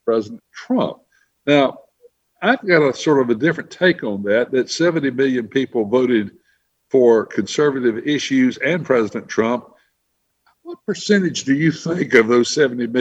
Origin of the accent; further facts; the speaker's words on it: Bessemer City, North Carolina, United States; my hometown area of the Bessemer City, Kings Mountain area